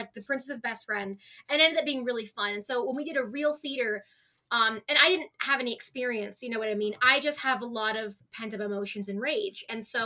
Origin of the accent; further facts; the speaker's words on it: Arizona, United States; I am born and raised in Arizona